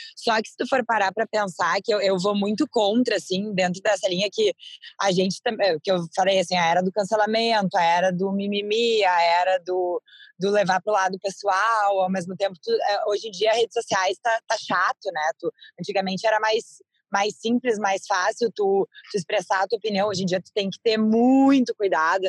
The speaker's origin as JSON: {"language": "Portuguese", "country": "Brazil", "said": "somos nós brasileiros"}